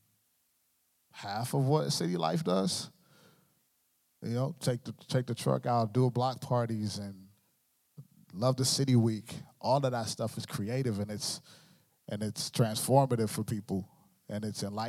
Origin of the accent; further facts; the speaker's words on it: Long Beach, California, United States; moved away as an adult; now in Michigan, United States; I am originally from California, Long Beach, California, born and raised